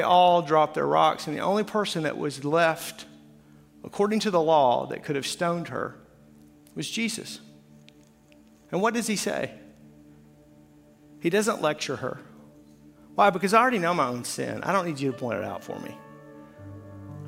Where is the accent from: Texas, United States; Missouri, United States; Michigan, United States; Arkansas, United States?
Arkansas, United States; I'm from Arkansas